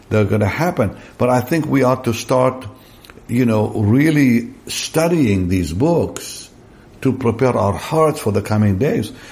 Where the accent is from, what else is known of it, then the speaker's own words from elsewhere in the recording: Israel; English is a second language; we grew up in Israel in a, in a very innocent way. We didn't have internet.